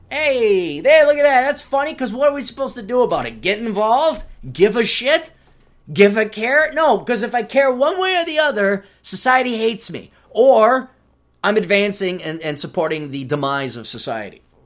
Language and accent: English; Wisconsin, United States; growing up in Wisconsin